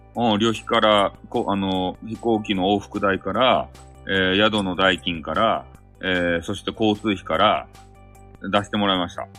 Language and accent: Japanese; Hakata, Fukuoka, Japan; accent: Hakata dialect; 激高い博多弁が抜けん